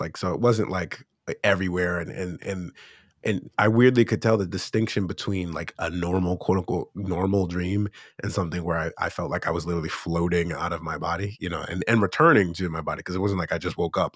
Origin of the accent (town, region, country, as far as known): Erie, Pennsylvania, United States; born or raised there; moved away as an adult; now in South Korea